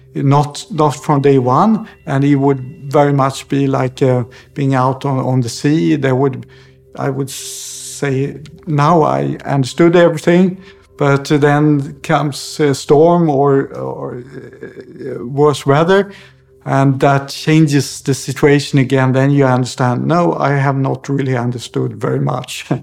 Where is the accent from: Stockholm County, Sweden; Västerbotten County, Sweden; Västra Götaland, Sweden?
Stockholm County, Sweden; outside Stockholm; moved away; also born or lived in Zurich, Switzerland / Mallorca, Spain; I grew up uh, outside Stockholm